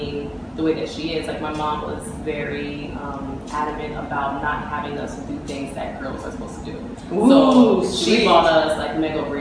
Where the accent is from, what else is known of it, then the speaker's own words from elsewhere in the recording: Miami, Florida, United States; I grew up in Miami, Florida